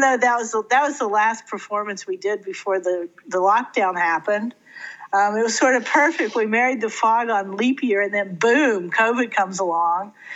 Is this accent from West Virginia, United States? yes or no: yes; Fayette County, West Virginia, United States; moved away; also born or lived in Santa Cruz; I grew up on a Little Hill in Fayette County, West Virginia, and I mean it was in the middle of nowhere